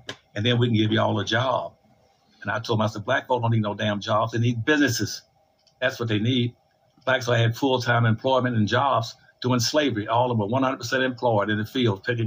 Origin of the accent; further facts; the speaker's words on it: Winston-Salem, North Carolina, United States; my hometown in Winston-Salem, North Carolina, when I grew up there